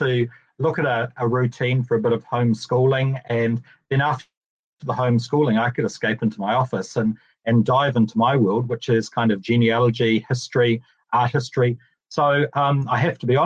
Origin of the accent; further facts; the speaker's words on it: Ashburton, Canterbury, New Zealand; as a young kid growing up in Ashburton.